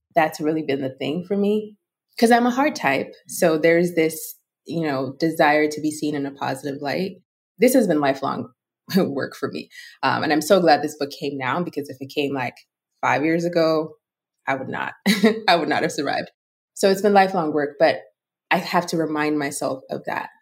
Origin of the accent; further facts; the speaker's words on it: Lagos, Nigeria; I was raised in Lagos, Nigeria